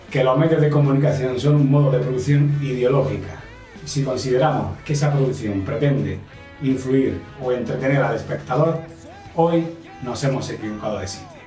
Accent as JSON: {"language": "Spanish", "town": "Agost", "region": "Valencian Community", "country": "Spain", "tie": "born or raised there", "said": "Alicante, Alicante, de un pueblo."}